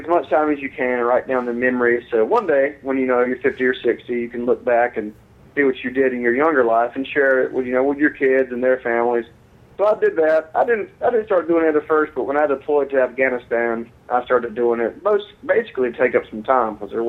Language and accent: English; Valdosta, Georgia, United States; accent: southern; moved away as an adult; also born or lived in Italy; now in Savannah, United States; I am from originally from Valdosta, Georgia.